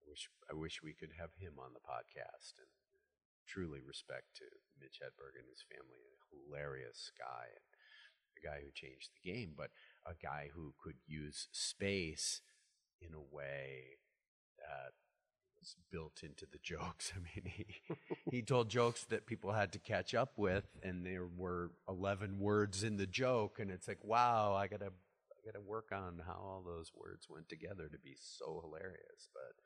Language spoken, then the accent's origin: English; Midwest, United States; I'm a Midwesterner.